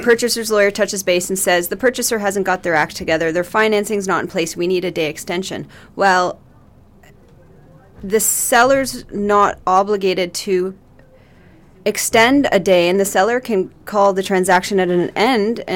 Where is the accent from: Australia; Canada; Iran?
Canada; Port Hope, Ontario; I was raised in Port Hope, and it's where my home was